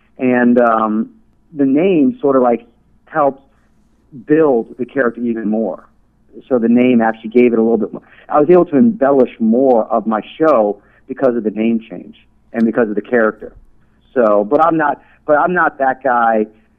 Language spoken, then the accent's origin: English; New York City, New York, United States; now in Las Vegas, United States; Originally from Queens, New York.